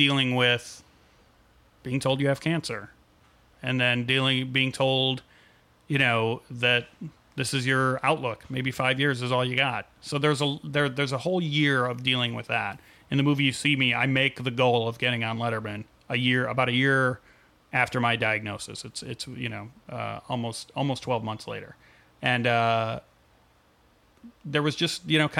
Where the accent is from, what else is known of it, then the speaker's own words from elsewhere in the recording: Chicago, Illinois, United States; moved away as an adult; also born or lived in San Francisco; growing up in Chicago